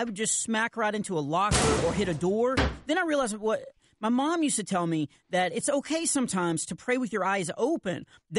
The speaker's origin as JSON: {"language": "English", "region": "Texas", "country": "United States", "said": "Come on. I'm from Texas. Of course I have. Our tractor is always getting a flat."}